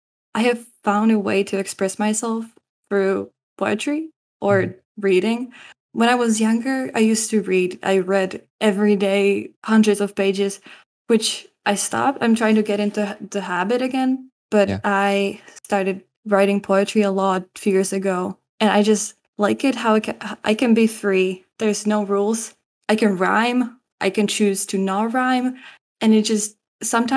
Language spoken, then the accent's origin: English; Czechia; I am from Czech Republic. I am a student. I go to a French school